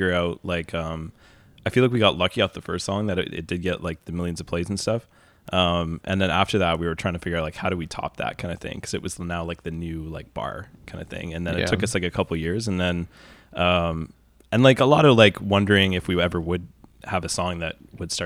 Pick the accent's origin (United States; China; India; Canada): Canada; Kemptville, Ontario; also born or lived in London, Ontario; now in Toronto, Canada; I grew up in a town called Kempville that was when I moved there, it was like 1,000 people.